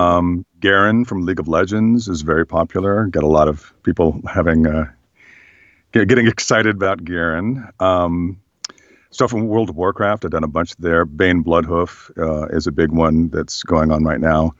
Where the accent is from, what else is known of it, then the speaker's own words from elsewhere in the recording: Berkeley, California, United States; I grew up in Berkeley, California